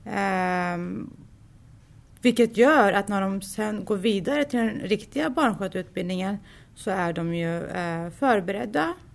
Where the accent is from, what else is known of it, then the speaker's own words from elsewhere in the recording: Sweden; Jag är född och uppvuxen här i Sverige